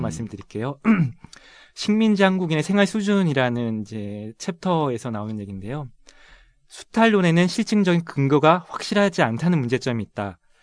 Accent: Seoul, South Korea; also born or lived in Busan; 저는 고향이 부산인데요. 예. 학창 시절은 서울에서 보냈고요.

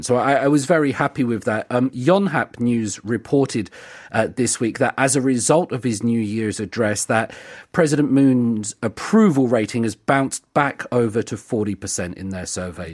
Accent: United Kingdom; growing up in the United Kingdom

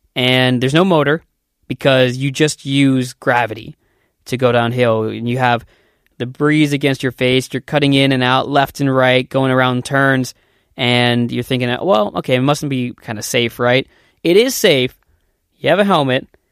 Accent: Columbus, Ohio, United States; moved away as an adult; also born or lived in Korea; now in South Korea; I'm from Columbus, Ohio, which is in the United States

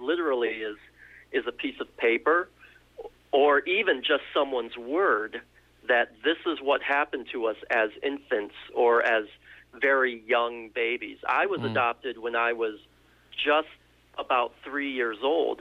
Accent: United States; also born or lived in South Korea; we are Korean growing up in America

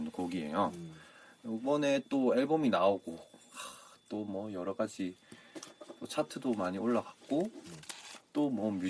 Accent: Gyeongsang, South Korea; 우리 또 경상도 출신이라

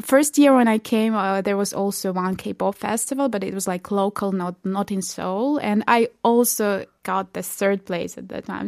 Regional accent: Belarus; moved away as an adult; now in South Korea; I'm from Belarus

